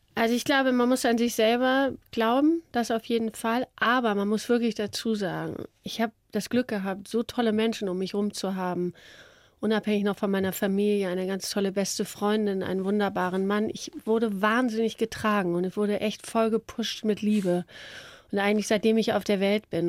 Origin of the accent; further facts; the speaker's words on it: Hamburg, Germany; ich bin ja Hamburgerin, Norddeutsche